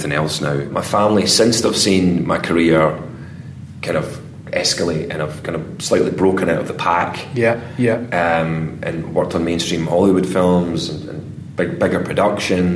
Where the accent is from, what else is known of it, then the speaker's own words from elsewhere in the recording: East Kilbride, Scotland, United Kingdom; I was working night shift as a security guard in my hometown of East Kilbride